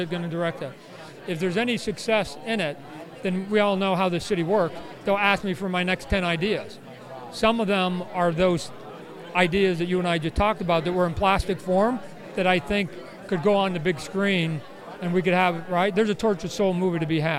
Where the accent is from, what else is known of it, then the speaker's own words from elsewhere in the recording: Canada; a Canadian, privileged white Canadian kid